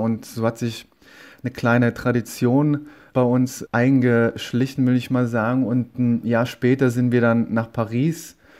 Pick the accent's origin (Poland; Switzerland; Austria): Poland; Bydgoszcz, Kuyavian-Pomeranian Voivodeship; nach Bitgosch gezogen, in meine Geburtsstadt und die Geburtsstadt von meiner Mama